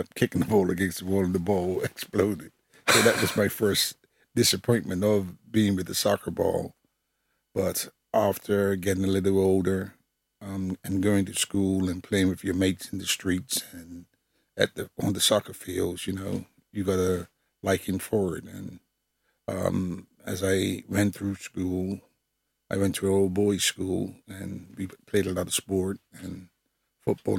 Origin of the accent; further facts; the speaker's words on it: Bermuda; moved away; I'm from Bermuda, former West Ham United football player